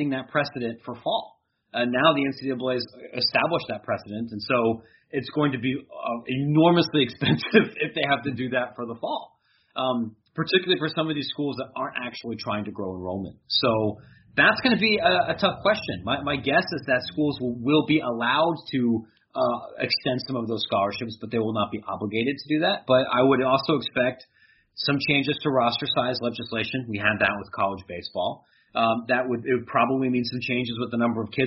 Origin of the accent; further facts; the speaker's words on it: near Columbus, Ohio, United States; now in Chicago, United States; I grew up near Columbus